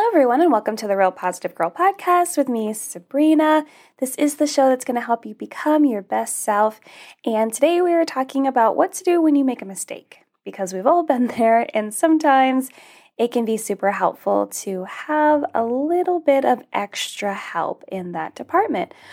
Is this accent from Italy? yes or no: no; Alaska, United States; I grew up in Alaska